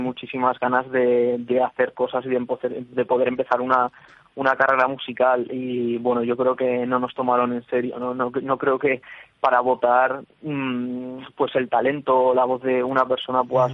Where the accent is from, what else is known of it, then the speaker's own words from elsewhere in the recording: Plasencia, Extremadura, Spain; now in Madrid, Spain; yo soy extremeño, pero yo soy de Plasencia